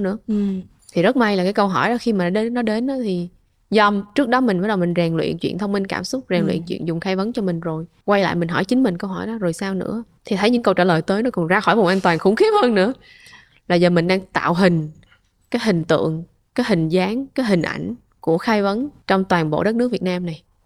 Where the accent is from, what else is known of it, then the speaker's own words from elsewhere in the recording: Vietnam; mình là người Việt đầu tiên